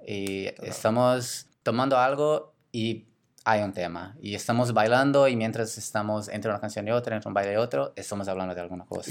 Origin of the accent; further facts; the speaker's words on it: Brazil; Spanish is a second language; moved away as an adult; now in Barcelona, Spain; yo soy de Brasil, ya salí de Brasil hace